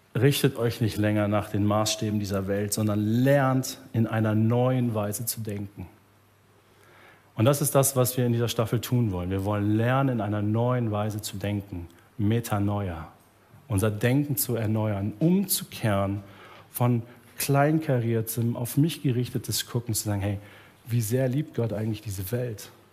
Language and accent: German; Germany; als Deutsche